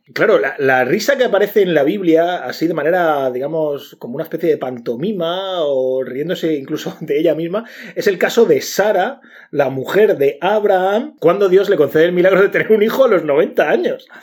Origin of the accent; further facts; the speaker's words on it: Region of Murcia, Spain; los murcianos no nos reímos como los madrileños